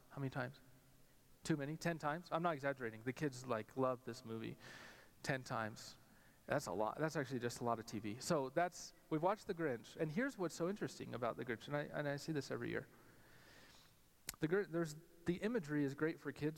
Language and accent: English; Albuquerque, New Mexico, United States; growing up in Albuquerque, New Mexico